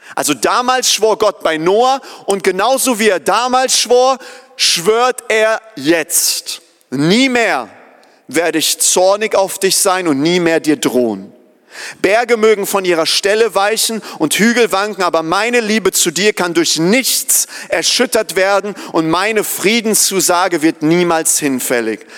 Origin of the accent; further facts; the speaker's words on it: Germany; wir als Deutsche